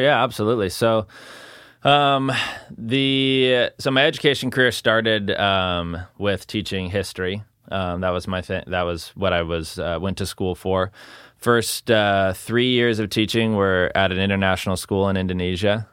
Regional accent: Salem, Oregon, United States; grew up here in, uh, South Salem, just off of Kubler, so not, not too far from Sprague.

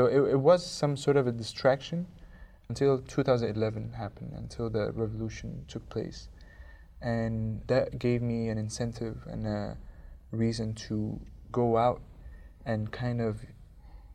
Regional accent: Cairo, Cairo Governorate, Egypt; I am from Cairo, Egypt.

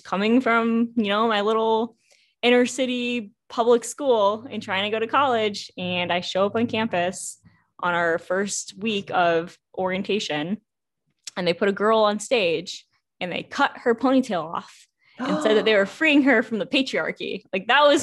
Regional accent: Springfield, Massachusetts, United States; now in Boston, United States; I grew up in Western Massachusetts

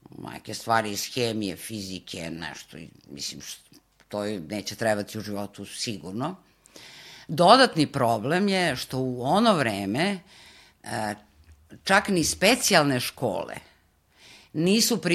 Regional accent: Pančevo, Vojvodina, Serbia; mi smo iz Pančeva inače

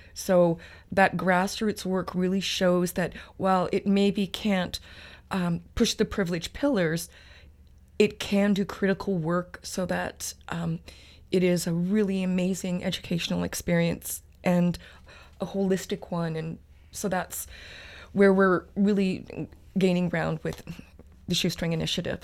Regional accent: Treaty Six territory, Alberta, Canada; moved away as an adult; now in Victoria, Canada; I'm originally from Treaty Six territory, the University of Alberta

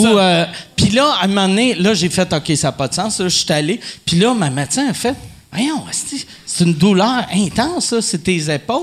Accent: Quebec, Canada; en tant que Québécois

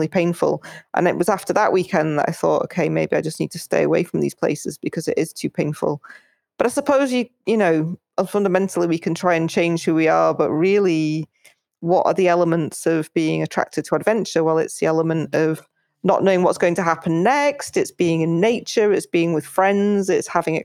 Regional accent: United Kingdom; also born or lived in Spain; I'm actually British, even though I spend a lot of time in Spain

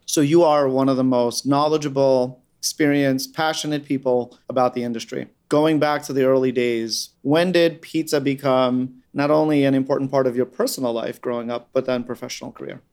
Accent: New York City, New York, United States; I grew up on Staten Island

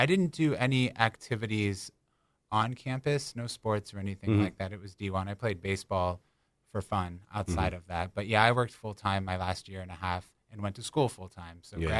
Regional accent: Akron, Ohio, United States; born and raised in Akron, very passionate about the city and everything that goes on there.

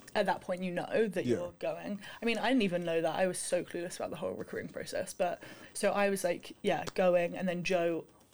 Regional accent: London, United Kingdom; now in Princeton, United States; I'm from London.

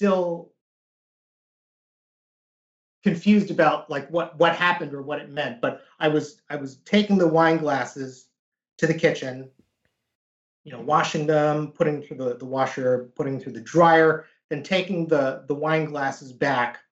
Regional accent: United States; growing up as a Korean American in the United States

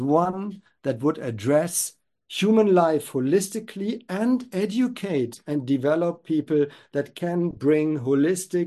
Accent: Germany; I grew up in Germany

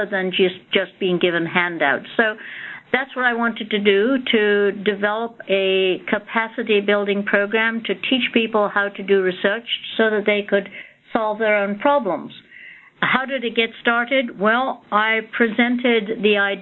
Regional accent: Scotland, United Kingdom; moved away; also born or lived in India; I was born in India and received all my education in Scotland.

